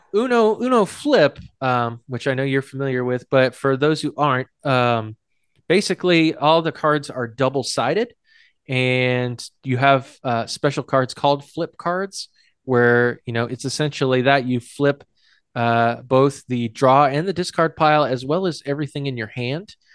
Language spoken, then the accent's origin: English; Hudson, New Hampshire, United States; my hometown of, hometown of Hudson is a suburb of Nashua